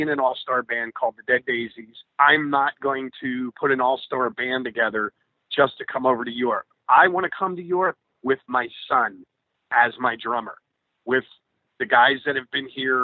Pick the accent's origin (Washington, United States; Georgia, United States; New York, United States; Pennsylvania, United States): New York, United States; my hometown, New York